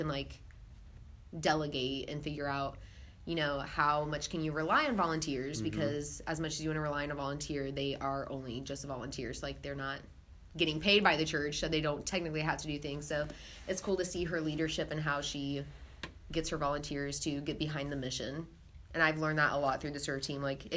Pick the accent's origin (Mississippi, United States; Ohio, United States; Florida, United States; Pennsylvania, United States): Ohio, United States; Columbus; I'm from Columbus, Ohio